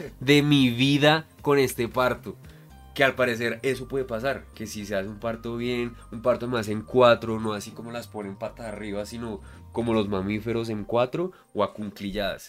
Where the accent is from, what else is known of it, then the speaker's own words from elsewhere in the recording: Bogotá, Colombia; yo soy Rolo